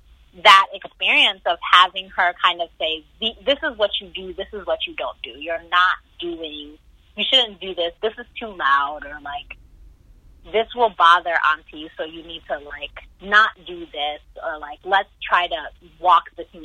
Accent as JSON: {"language": "English", "country": "Nigeria", "said": "I'm Igbo so I'm from the Igbo tribe in Nigeria"}